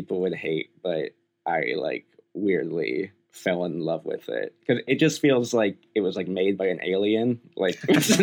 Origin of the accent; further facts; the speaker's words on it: Bay Area, California, United States; moved away; I'm from the Bay Area originally, so I was there recently as well.